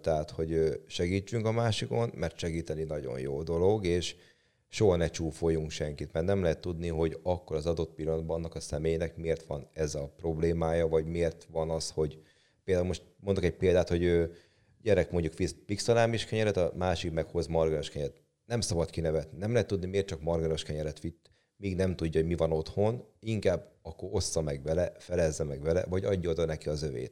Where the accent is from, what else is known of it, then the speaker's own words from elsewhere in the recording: Hungary; ahol fölnőttem, az, ott a Tarjánban nőttem föl